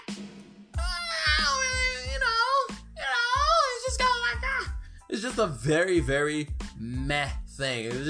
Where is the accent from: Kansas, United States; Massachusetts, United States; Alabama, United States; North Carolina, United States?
Alabama, United States; Birmingham; I grew up in Birmingham, Alabama